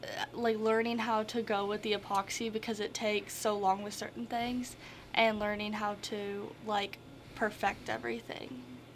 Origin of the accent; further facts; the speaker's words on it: Wayne City, Illinois, United States; I'm from Wayne City